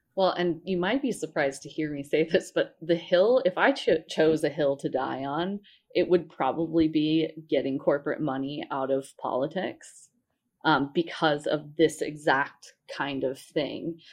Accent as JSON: {"language": "English", "region": "Colorado", "country": "United States", "said": "I'm from Colorado"}